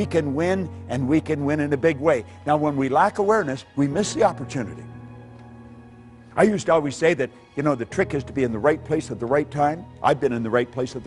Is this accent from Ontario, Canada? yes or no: yes; Northern Ontario, Canada; I was raised in Northern Ontario